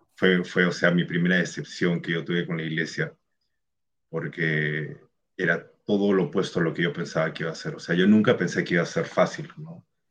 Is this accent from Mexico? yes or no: no; Peru; Yo también soy de Perú.